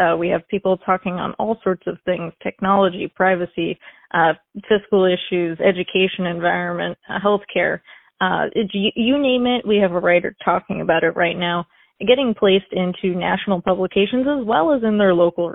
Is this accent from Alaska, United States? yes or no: yes; Wasilla, Alaska, United States; also born or lived in Montana; I was born and raised in Wasilla, Alaska